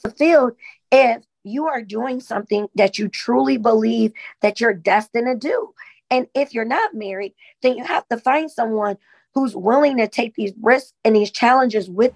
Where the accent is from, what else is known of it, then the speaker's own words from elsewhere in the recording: Sandusky, Ohio, United States; being a Black woman in my hometown, Sandusky, Ohio